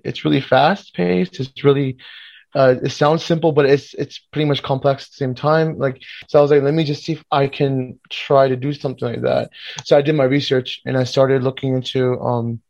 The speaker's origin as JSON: {"language": "English", "town": "Miami", "region": "Florida", "country": "United States", "tie": "born or raised there", "said": "I was actually born and raised in Miami, but my parents are from Pakistan, Lahore, the region of it, Punjab, our region"}